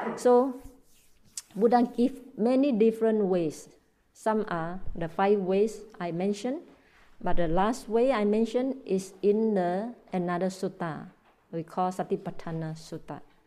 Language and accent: English; Malaysia; also born or lived in Myanmar; I live in Malaysia. I'm Malaysian, but I was trained in Burma